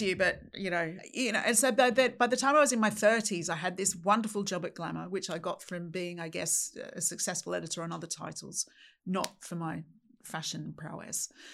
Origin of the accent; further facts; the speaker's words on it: Sydney, New South Wales, Australia; moved away as an adult; now in United Kingdom; I'm from Australia, grew up in Sydney.